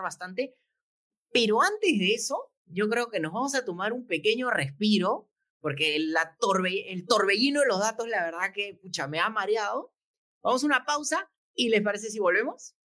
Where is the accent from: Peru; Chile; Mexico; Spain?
Peru; somos nosotros los peruanos